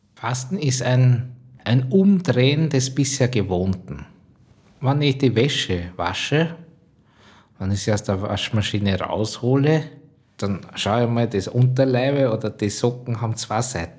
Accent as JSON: {"language": "German", "town": "Drosendorf", "region": "Lower Austria", "country": "Austria", "tie": "born or raised there", "said": "Ich bin zu Hause im Waldviertel aufgewachsen, äh, genau in der Stadt Drosendorf, das ist meine Heimat"}